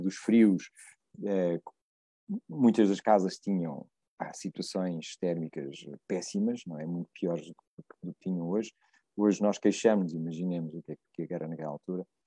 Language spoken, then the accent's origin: Portuguese; Évora, Alentejo, Portugal; moved away; quando eu era miúdo lá em Évora, miúdo não, era um jovem em Évora